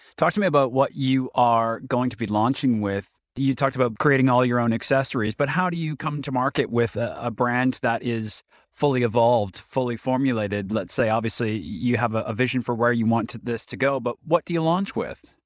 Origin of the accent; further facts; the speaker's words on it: Ottawa, Ontario, Canada; moved away as an adult; when I moved back to Ottawa, my hometown